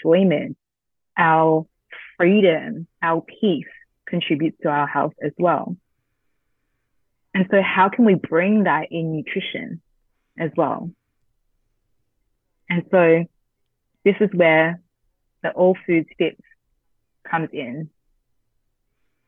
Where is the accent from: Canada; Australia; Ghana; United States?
Australia; I'm Vietnamese Australian first gen.